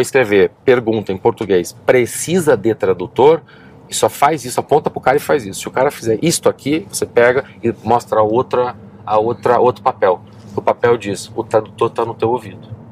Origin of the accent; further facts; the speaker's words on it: Curitiba, Paraná, Brazil; moved away; also born or lived in Netherlands; Eu sou de Curitiba